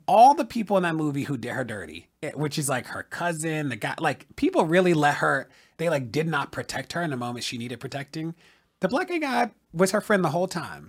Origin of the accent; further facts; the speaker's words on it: Baltimore, Maryland, United States; a black gay kid growing up in Baltimore